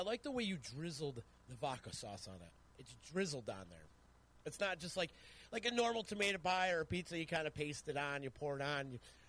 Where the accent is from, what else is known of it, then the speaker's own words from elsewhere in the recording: Utica, New York, United States; we're from Utica.